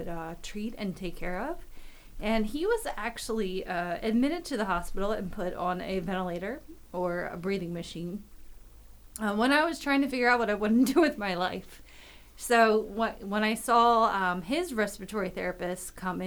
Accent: Southern York County, Pennsylvania, United States; I'm from Southern York County, and it's in, you know, York County

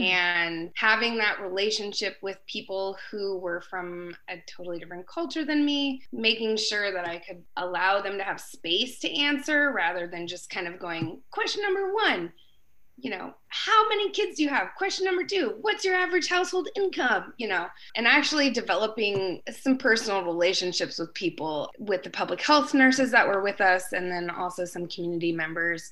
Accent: Alaska, United States; I grew up in Alaska

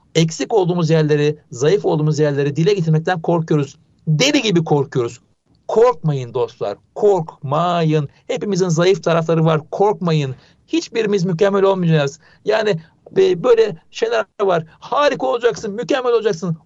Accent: Ankara, Turkey; moved away as an adult; now in Istanbul, Turkey; Ben Ankaralıyım. Yani ilk orta lise Ankara'da geçti.

